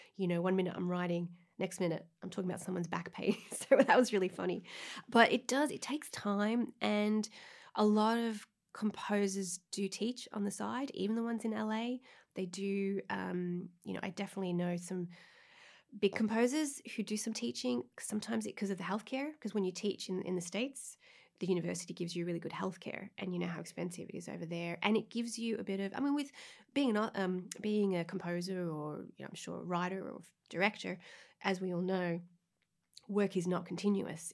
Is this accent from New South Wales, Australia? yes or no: no; Melbourne, Victoria, Australia; moved away; I'm from Australia, and for my equivalent, like, leaving cert in, in Melbourne